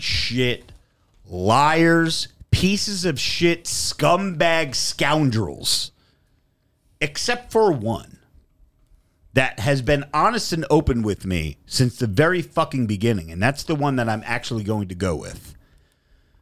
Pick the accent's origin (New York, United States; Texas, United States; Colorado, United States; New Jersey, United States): New Jersey, United States; I'm from Jersey